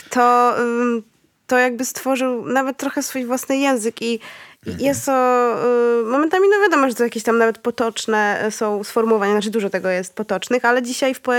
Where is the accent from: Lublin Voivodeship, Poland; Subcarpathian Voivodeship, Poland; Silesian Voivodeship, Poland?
Lublin Voivodeship, Poland; near Lublin; jestem z, z okolic Lublina